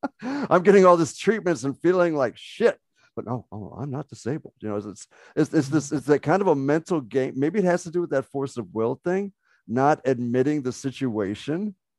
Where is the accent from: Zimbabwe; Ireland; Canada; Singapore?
Ireland; Oh yeah, just full disclosure, I am an Irish Muslim, so I have a tattoo right here on my deltoid that I will show to Donna.